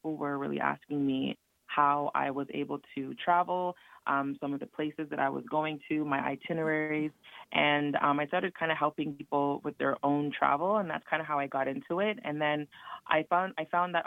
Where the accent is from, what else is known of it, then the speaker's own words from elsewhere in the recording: Toronto, Ontario, Canada; I'm actually from Toronto, Canada, so part of the six